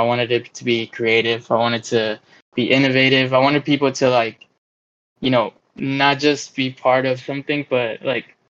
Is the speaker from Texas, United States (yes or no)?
yes; Dallas, Texas, United States; I'm from Dallas, Texas